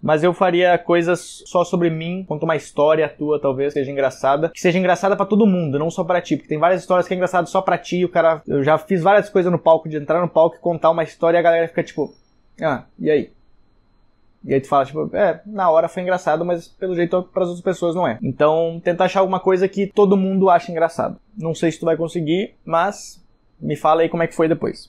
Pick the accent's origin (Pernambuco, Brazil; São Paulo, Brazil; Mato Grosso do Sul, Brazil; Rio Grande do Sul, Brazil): Rio Grande do Sul, Brazil; Canela; also born or lived in São Leopoldo; mas eu morava, morei em Canela, 18 anos, e depois eu morei em São Leopoldo por mais seis anos